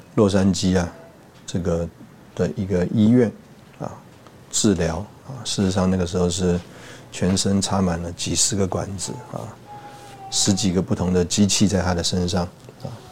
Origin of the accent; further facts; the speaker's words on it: Taipei, Taiwan; also born or lived in Hsinchu / Changhua / Taichung / Tainan; 我是从小在台北长大